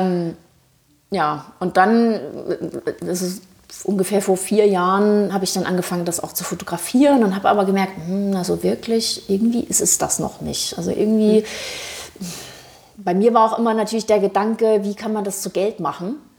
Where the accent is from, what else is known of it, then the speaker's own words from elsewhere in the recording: Thuringia, Germany; also born or lived in Frankfurt am Main; now in Berlin, Germany; ich bin ursprünglich aus Thüringen, äh, habe aber sehr sehr lange in Frankfurt am Main gelebt